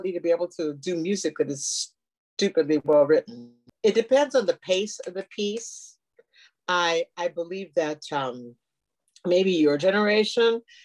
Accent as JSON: {"language": "English", "town": "Lincoln", "region": "Nebraska", "country": "United States", "tie": "born or raised there", "also_born_or_lived": "Costa Rica", "moved": "as an adult", "lives_now": "Oregon, United States", "said": "I was born and raised in Lincoln, Nebraska"}